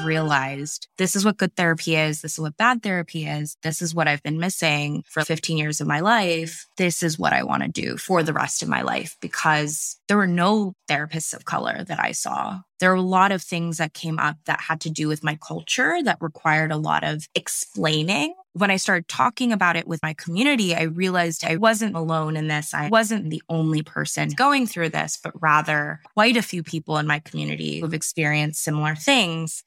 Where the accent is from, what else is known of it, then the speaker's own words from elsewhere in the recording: California, United States; also born or lived in various places in the United States; I am based in California. Um, I grew up here for the most part, and I've lived